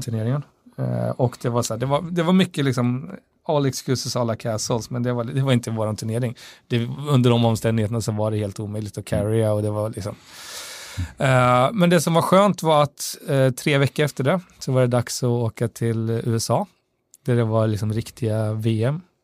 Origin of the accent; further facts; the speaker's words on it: Västra Götaland, Sweden; Falköping, som också är en, en grannkommun därifrån Västra Götaland, där jag kommer ifrån